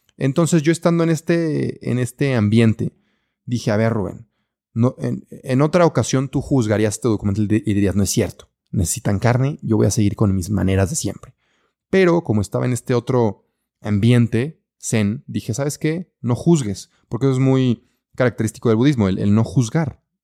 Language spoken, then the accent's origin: Spanish; Mexico; also born or lived in Belgium; así somos los mexicanos